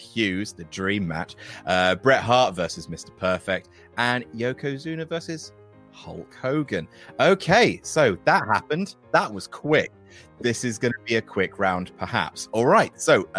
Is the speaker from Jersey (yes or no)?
yes; Jersey; I was growing up in Jersey